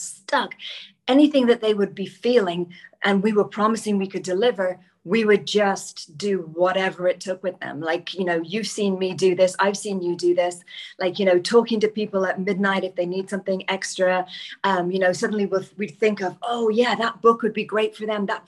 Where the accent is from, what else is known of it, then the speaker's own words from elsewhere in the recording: Ireland; now in United Kingdom; I'm Irish